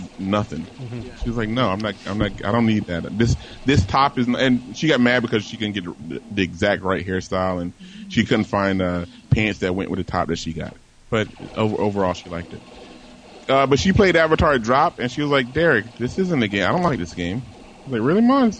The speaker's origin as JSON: {"language": "English", "town": "Virginia Beach", "region": "Virginia", "country": "United States", "said": "I am from a small town called Virginia Beach, Virginia"}